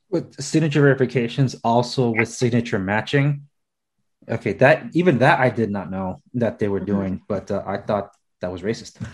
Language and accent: English; Los Angeles, California, United States; I was born and raised in Los Angeles